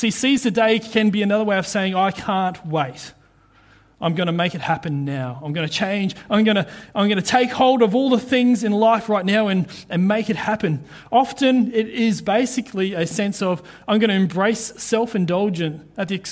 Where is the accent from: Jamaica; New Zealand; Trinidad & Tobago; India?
New Zealand; now in Queensland, Australia; being a Kiwi